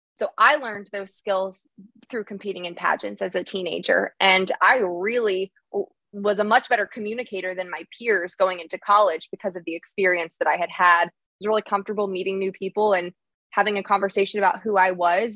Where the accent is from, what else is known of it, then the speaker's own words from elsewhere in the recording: outside of Philadelphia, Pennsylvania, United States; I grew up outside of Philadelphia, Pennsylvania